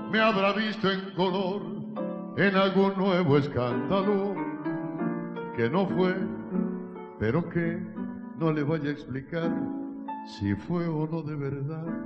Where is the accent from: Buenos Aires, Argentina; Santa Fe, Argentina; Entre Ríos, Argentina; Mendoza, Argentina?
Mendoza, Argentina; Soy de Mendoza, Argentina.